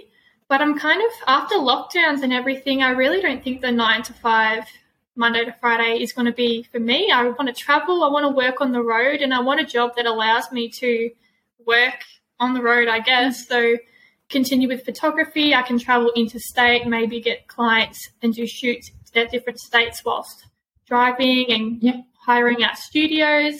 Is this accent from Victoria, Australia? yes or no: yes; Gippsland, Victoria, Australia; moved away as an adult; now in Melbourne, Australia; I'm from Gippsland. Moving to Melbourne